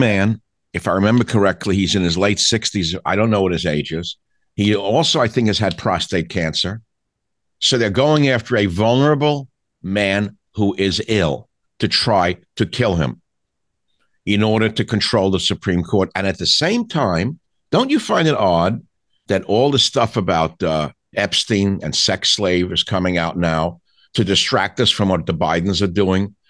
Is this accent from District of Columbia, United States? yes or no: no; New York, United States; I grew up in New York